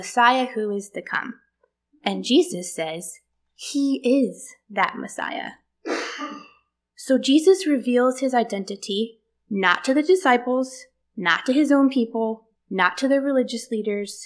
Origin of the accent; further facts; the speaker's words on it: the South, United States; born and raised in the South